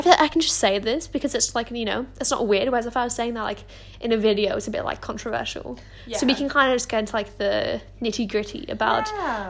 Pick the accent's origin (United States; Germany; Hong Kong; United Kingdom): Hong Kong; But I'm French and Australian. So we'll dive into a little bit of that. Oh no, I grew up in Hong Kong, so I'm just a bit cultured.